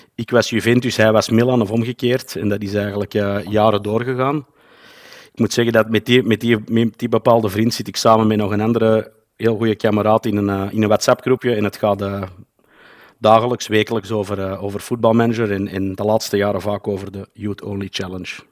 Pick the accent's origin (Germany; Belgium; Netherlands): Belgium; Antwerp, Flanders; ik kom uit België, zoals je wellicht wel zal kunnen horen. Wel, wel bepaald uit, eh, Antwerpen